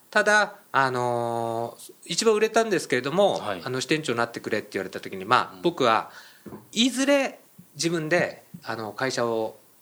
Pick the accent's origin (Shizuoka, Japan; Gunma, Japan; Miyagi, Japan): Miyagi, Japan; 僕、宮城県出身で